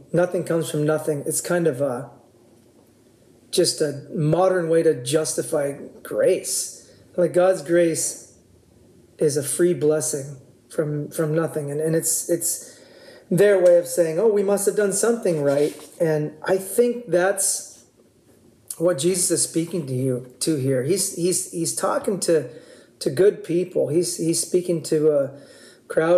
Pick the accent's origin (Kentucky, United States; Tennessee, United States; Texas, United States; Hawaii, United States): Hawaii, United States; Oahu; We grew up on Oahu when we were kids